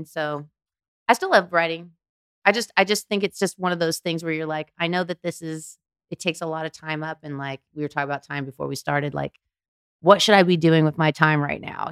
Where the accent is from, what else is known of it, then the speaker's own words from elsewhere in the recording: Anaheim, California, United States; I'm from Anaheim